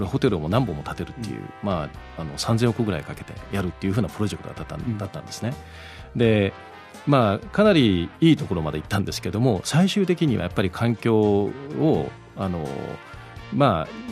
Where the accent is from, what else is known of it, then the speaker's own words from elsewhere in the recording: Miyakojima, Okinawa, Japan; moved away as an adult; also born or lived in Tokyo, Japan; now in Gold Coast, Australia; 沖縄出身